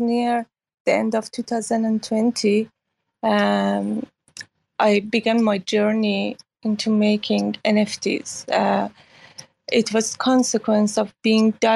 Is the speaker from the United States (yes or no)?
no; Iran; moved away as an adult; now in Hong Kong; I grew up in Iran after revolution, and then I lived through Iran and Iraq war, and left Iran 2009